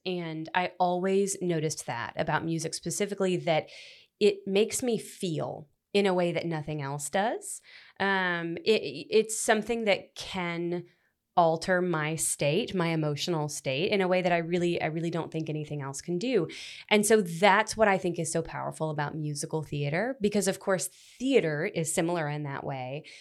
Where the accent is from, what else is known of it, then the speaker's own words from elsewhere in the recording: Florence, Alabama, United States; also born or lived in Memphis, Tennessee; I was born in Memphis, but I lived in Florence from the time I was, like, eleven. So, I typically say I'm from Florence.